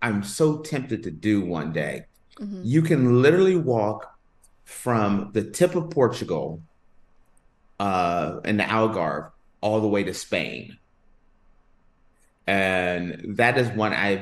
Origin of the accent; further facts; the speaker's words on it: United States; moved away; as an American.